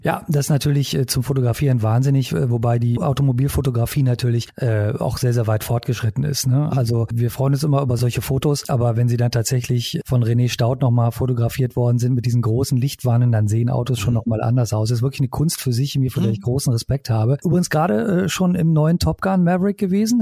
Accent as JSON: {"language": "German", "country": "Italy", "tie": "born or raised there", "moved": "yes", "said": "ich bin in Italien aufgewachsen"}